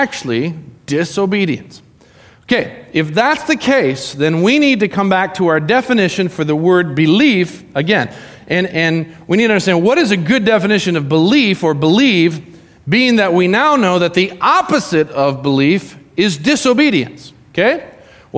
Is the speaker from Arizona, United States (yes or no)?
yes; Arizona, United States; moved away; I grew up in Arizona. I went to high school, not my whole life in Arizona, but my high school years in Arizona